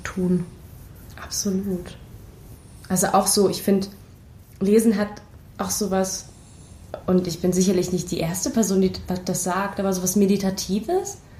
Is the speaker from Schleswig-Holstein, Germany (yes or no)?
no; Berlin, Germany; ich komme aus Berlin